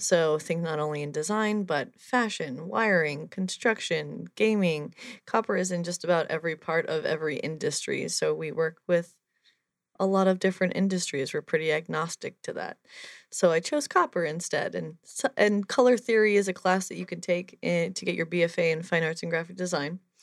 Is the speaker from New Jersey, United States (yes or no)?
yes; New Jersey, United States; I'm from New Jersey